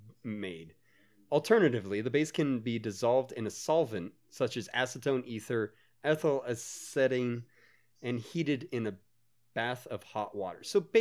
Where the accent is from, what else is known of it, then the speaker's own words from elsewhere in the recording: United States; We grew up in America.